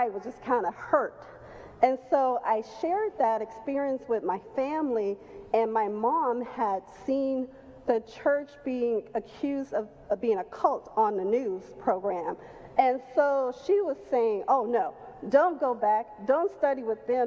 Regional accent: Chicago, Illinois, United States; moved away as an adult; also born or lived in Los Angeles, California; I was born and raised in Chicago

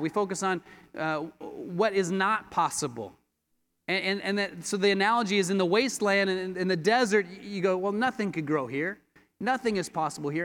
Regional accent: Colorado, United States; moved away as an adult; now in Los Angeles, United States; I grew up in Colorado and became a disciple in Colorado

